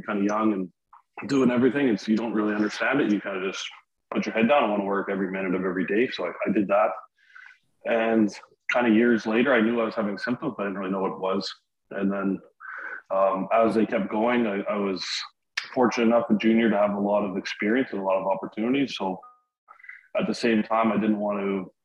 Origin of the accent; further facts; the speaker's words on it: Winnipeg, Manitoba, Canada; moved away as an adult; also born or lived in Iqaluit, Nunavut / Alberta; now in Nova Scotia, Canada; Came originally from Winnipeg, 35 years